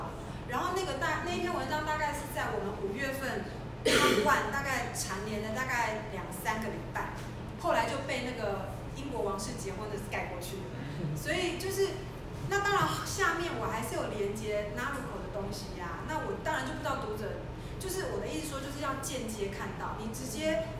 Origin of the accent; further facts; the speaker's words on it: Singapore; 而且是我是从新加坡来的